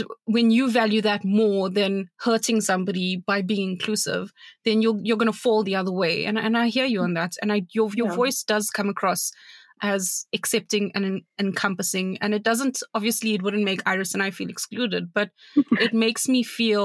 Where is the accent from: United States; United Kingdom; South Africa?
South Africa; I come from South Africa and freedom fighting mm-hmm. is a part of who we are